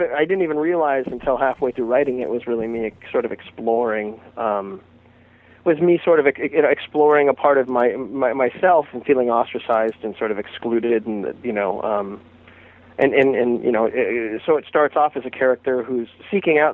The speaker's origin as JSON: {"language": "English", "town": "Phoenix", "region": "Arizona", "country": "United States", "tie": "born or raised there", "said": "growing up in Phoenix, Arizona, in the mid-80s"}